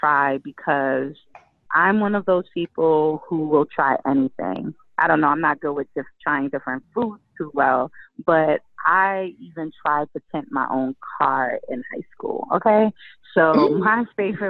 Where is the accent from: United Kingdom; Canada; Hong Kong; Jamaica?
Jamaica; I'm from Jamaica